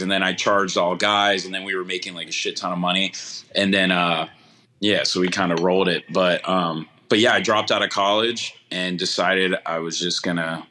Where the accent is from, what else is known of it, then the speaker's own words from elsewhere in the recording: Columbus, Ohio, United States; I was born and raised here in Columbus, Ohio